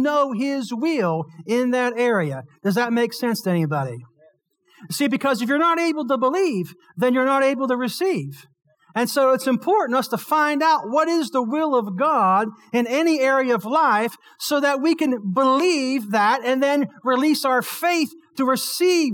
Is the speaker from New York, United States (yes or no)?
no; Blairsville, Pennsylvania, United States; Born and raised in Blairsville, Pennsylvania